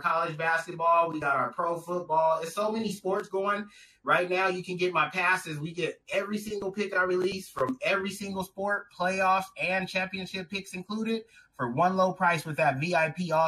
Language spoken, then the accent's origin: English; Southern California, United States; I'm from Southern California